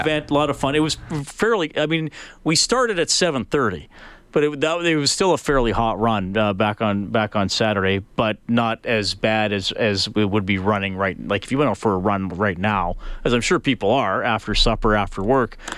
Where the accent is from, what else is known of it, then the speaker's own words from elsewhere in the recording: Alberta, Canada; also born or lived in Ontario; I was born in Ontario, but moved to Alberta when I was one